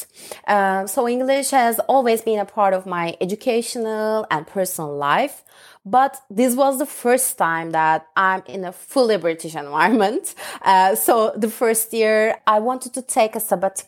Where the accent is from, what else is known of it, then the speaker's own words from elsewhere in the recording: Ankara, Turkey; English is a second language; moved away as an adult; now in London, United Kingdom; I was born and grew up in Turkey. My hometown is Ankara, which is the capital city of Turkey.